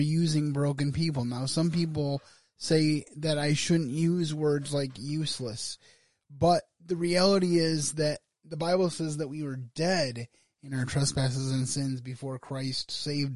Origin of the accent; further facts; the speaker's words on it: United States; as an American